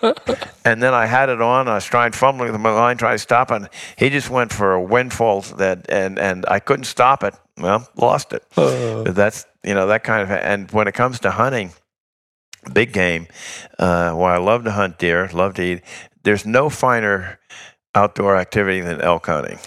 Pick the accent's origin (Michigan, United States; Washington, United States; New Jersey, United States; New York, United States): New York, United States; As a New Yorker